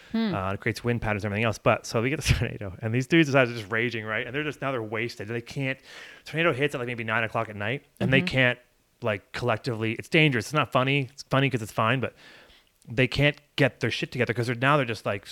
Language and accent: English; Barrie, Ontario, Canada; born or raised there; now in Whistler, Canada